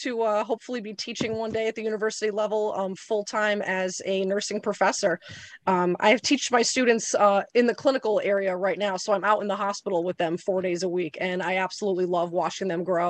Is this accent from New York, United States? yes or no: no; Torrington, Connecticut, United States; So Torrington is not known very much as an agricultural area. So I did actually end up having to go out of district to go to a high school that did have an ag ed program.